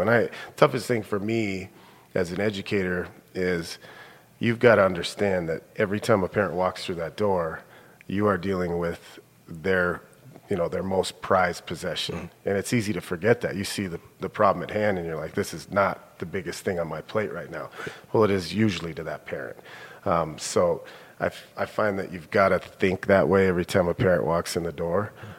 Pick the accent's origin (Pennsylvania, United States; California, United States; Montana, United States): Montana, United States; Billings; also born or lived in Minnesota / Bozeman; I grew up here in Billings. Um, I'm a senior high kid, uh, born and raised here.